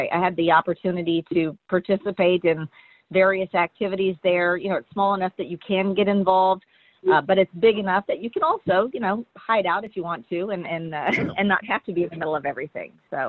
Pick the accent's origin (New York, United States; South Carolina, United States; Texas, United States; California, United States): Texas, United States; Kingsville; also born or lived in Washington, D.C. / Panama City, Florida; I was born in Washington, D.C. He had worked at the Pentagon there. He worked in Bethesda. He worked at Goddard in that area. Then for middle school, we moved to Panama City, Florida. And then when I was about to go into high school, we moved to Kingsville, Texas.